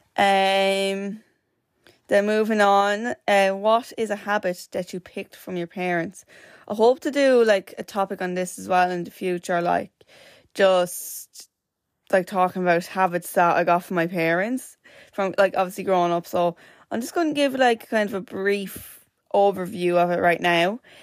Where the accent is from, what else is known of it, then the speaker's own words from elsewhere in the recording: Wexford, Leinster, Ireland; I am from Wexford